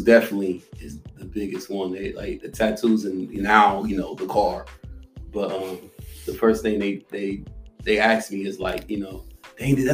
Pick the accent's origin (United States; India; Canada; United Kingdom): United States; Columbus, Ohio; also born or lived in Jacksonville, Florida; I was born in Jacksonville, but I was pretty much, Jacksonville, Florida, but I was pretty much raised here. So I claim on Columbus, Ohio, because I was pretty much raised here since I was seven.